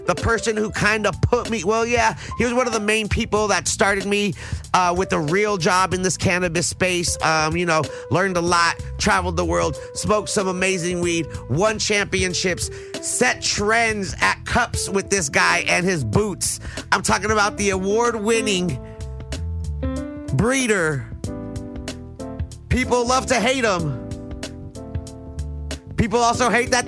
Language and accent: English; United States; we're both from the Valley